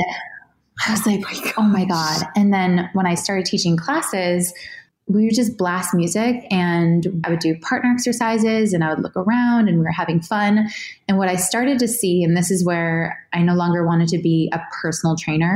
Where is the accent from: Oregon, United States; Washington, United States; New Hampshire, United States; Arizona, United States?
New Hampshire, United States; I grew up in New Hampshire